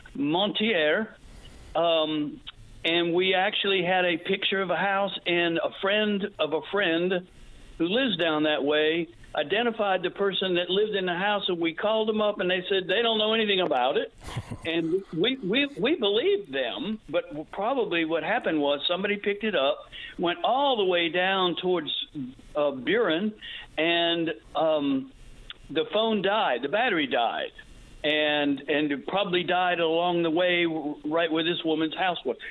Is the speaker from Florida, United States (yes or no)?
yes; Pensacola, Florida, United States; We're here from Pensacola, Florida.